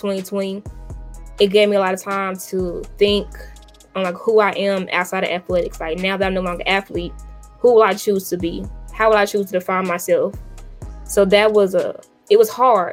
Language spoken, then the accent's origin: English; Little Rock, Arkansas, United States; I'm from Little Rock, Arkansas.